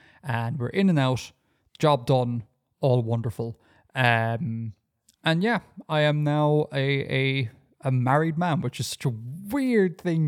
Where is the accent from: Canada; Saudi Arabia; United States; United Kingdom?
Saudi Arabia; born there; because I was born in Saudi Arabia. That means I have had a Saudi Arabian birth cert in Ireland, because of just stupid bureaucracy.